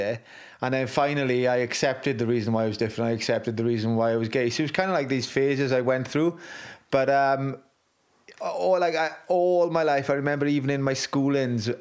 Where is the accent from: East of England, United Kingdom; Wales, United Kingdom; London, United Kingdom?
Wales, United Kingdom; my pride in being Welsh